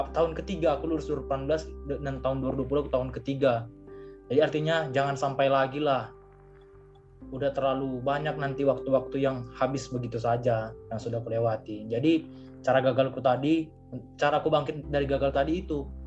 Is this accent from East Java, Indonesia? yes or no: no; Medan, North Sumatra, Indonesia; aku dari Medan